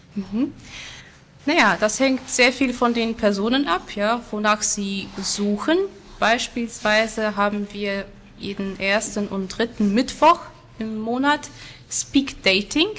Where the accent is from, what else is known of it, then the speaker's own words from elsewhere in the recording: Silesian Voivodeship, Poland; first language Silesian; German is a second language; now in Germany; Ich bin in Polen aufgewachsen, in Schlesien. Also mhm. meine erste Sprache war Schlesisch